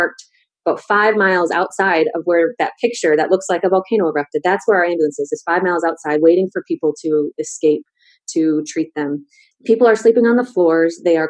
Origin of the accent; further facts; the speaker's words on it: United States; So being in the Northeast Syria was challenging for me personally as an American